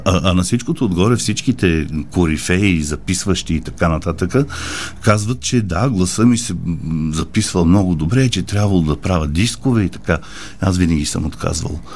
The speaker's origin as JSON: {"language": "Bulgarian", "country": "Bulgaria", "also_born_or_lived": "Paris, France / Geneva, Switzerland", "moved": "as an adult", "said": "Аз съм си българин. Защо трябва да живея другаде и да правя кариера другаде и хората да ме познават другаде, като в собствената ми родина не ме познават"}